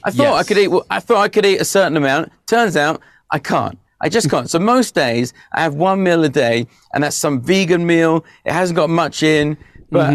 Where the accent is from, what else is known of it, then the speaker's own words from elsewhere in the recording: England, United Kingdom; I'm English.